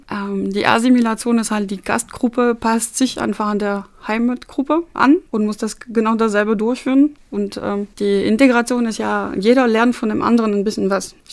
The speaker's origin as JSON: {"language": "German", "country": "France", "second_language": "German", "said": "Also ich persönlich hatte als Französin auch mehrere Artikel von Freunden und Kollegen aus Frankreich bekommen"}